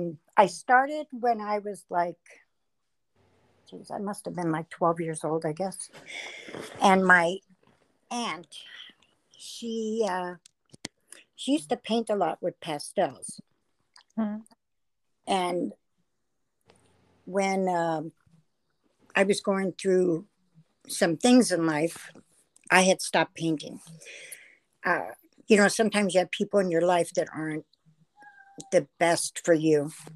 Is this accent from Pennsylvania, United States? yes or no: no; Queens, New York, United States; born there; also born or lived in Lake Havasu City, Arizona / Las Vegas / San Diego; now in California, United States; Well, I was born in Queens, New York. Not really, you know, my life, you know, went from New York to Lake Havasu City, Arizona.